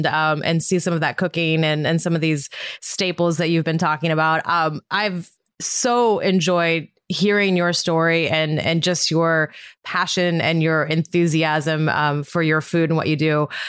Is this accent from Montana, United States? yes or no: yes; Montana, United States; Well, I'm from Montana originally.